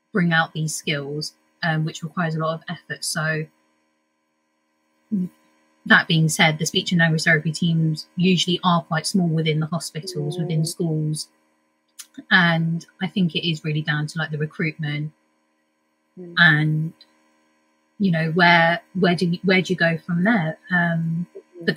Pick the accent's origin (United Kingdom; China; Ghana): United Kingdom; I'm a British Indian